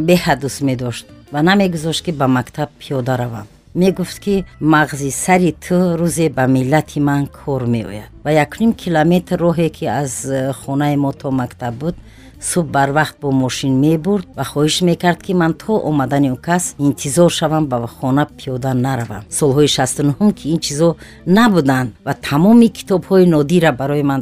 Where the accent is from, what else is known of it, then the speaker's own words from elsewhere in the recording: Guliston state farm, Kolkhozobod district, Khatlon, Tajikistan; first language Tajik; also born or lived in Qurghonteppa; дар шаҳри қурғонтепа ба дунё омадаем э, дар синни чорсолагӣ ба хоҷагии гулистони ноҳияи калхозободум ва хозира ба номи ҷалолиддини балхӣ кӯчида рафтем ва мактаби миёнаро ман дар ҳамун савхози гулистон хатм кардам